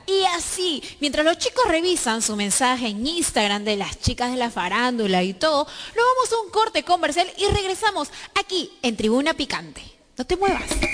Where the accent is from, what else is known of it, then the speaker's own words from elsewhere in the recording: Peru; nosotros como peruanos